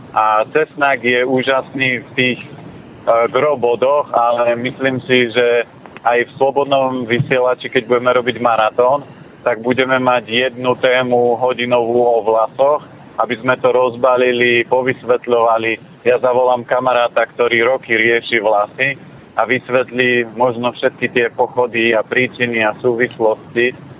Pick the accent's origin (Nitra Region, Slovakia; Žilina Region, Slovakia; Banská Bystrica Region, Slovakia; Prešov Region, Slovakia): Žilina Region, Slovakia; Tvrdošín; now in Bratislava, Slovakia; ja pochádzam z Oravy, z Tvrdošina